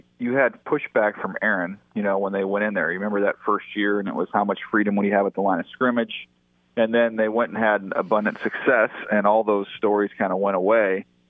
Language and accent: English; Indiana, United States; born there; now in San Diego, United States; I know, but I was born in Indiana. So, like, you know, growing up, we still enjoyed some Midwestern food.